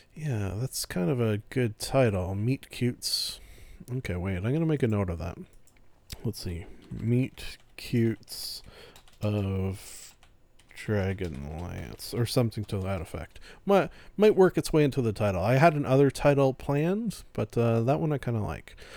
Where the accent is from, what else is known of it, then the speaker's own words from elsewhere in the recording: Canada; I'm Canadian